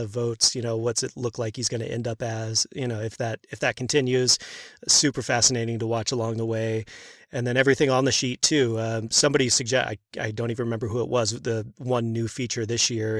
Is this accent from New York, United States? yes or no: no; Houston, Texas, United States; I grew up in Houston